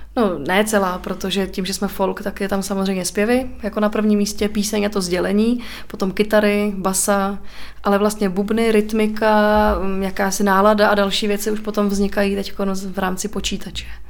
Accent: Czechia; also born or lived in Týn; jako Češi

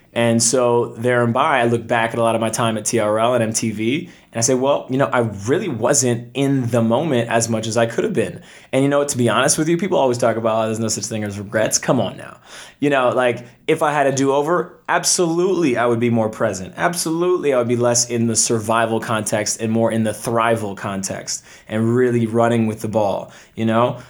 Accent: Toronto, Ontario, Canada; moved away as an adult; from Canada originally, I was born in Toronto

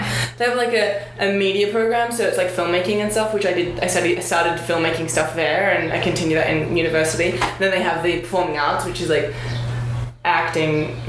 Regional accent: Perth, Western Australia, Australia; moved away as an adult; now in New York, United States; So I came to New York. We're all from Perth. And I came to New York almost 5 years ago.

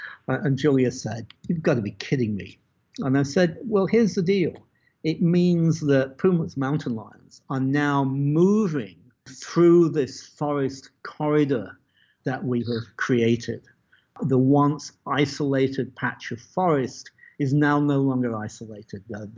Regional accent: Las Cruces, New Mexico, United States; What's that worth to the people of Las Cruces, which used to be my hometown?

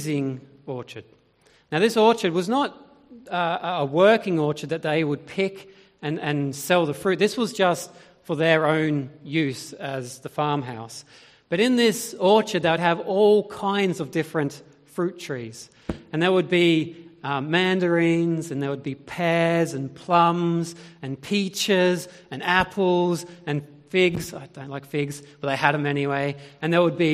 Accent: Australia; moved away as an adult; now in United Kingdom; I grew up in Australia. And I grew up in the foothills of the Great Dividing Range on the border between New South Wales and Victoria.

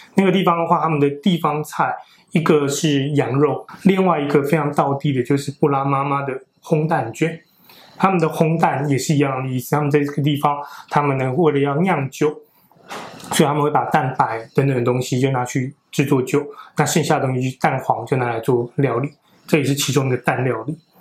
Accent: Taiwan; 我们台湾人比较容易不能接受的习惯是什么呢

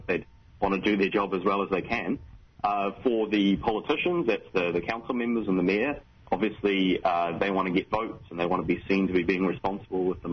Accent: Wellington, New Zealand; moved away; I'm from Wellington

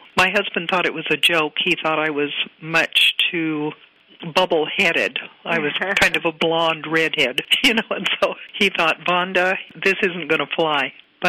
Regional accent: Needles, California, United States; also born or lived in Long Beach, California; Now, I grew up in Needles, California, 4,500 people.

